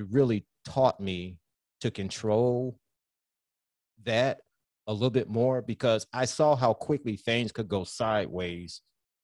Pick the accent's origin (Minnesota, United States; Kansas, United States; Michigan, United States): Michigan, United States; Southfield; growing up in Southfield